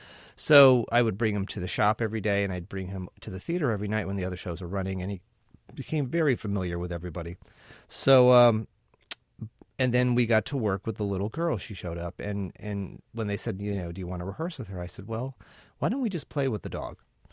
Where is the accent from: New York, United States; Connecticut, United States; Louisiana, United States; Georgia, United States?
Connecticut, United States; I'm from Central Connecticut, and there was a regional theater in Connecticut called the Goodspeed Opera House.